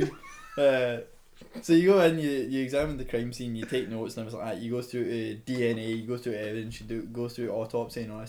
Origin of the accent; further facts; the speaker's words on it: Scotland, United Kingdom; moved away as an adult; now in Toronto, Canada; I'm not Irish, I'm Scottish